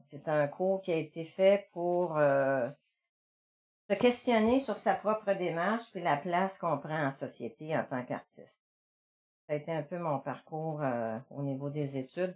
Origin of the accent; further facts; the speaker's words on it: Montreal, Quebec, Canada; moved away as an adult; now in Gallix, Canada; je viens de Montréal